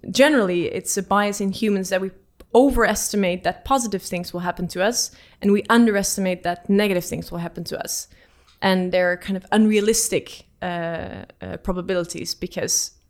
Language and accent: English; Netherlands; moved away as an adult; now in Oslo, Norway; I don't come from uh, the UK, I come from the Netherlands.